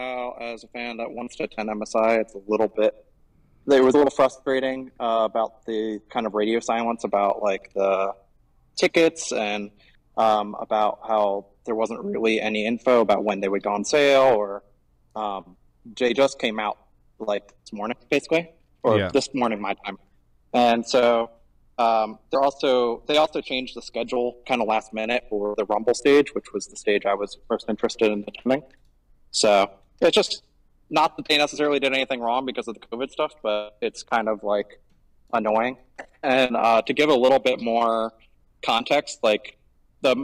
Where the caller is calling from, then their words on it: Gwangju, South Korea; I am calling from a cafe in Gwangju, South Korea.